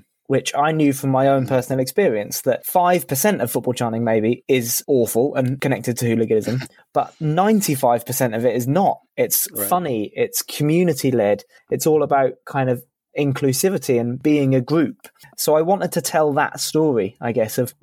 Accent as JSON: {"language": "English", "town": "Norwich", "region": "East of England", "country": "United Kingdom", "tie": "born or raised there", "said": "my hometown club of Norwich"}